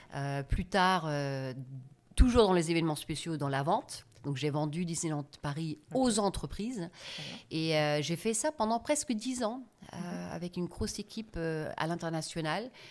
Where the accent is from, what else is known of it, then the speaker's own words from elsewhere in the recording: Germany; French is a second language; moved away as an adult; also born or lived in United States / France / Italy; je suis née en Allemagne, dans une famille euh, d'origine agriculteur, vignerons. Mhm. Mes parents, euh, eux, avaient une concession Fiat. Et euh, euh, j'ai grandi, en fait, entre guillemets, bêtement en Allemagne